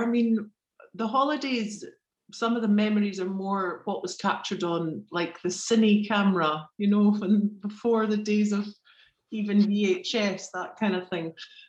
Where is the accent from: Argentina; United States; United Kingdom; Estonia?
United Kingdom; Edinburgh, Scotland; Definitely. I mean, it always feels like home. I've lived quite a few different places.